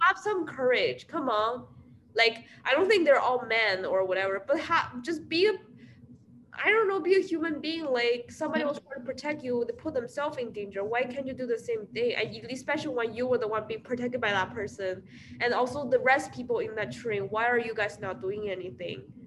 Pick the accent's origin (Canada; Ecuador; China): China; now in Iowa, United States; I'm from China